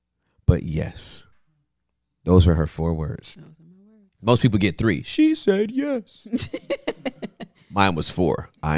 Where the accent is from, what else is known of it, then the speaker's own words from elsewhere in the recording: California, United States; I'm from Cali, man.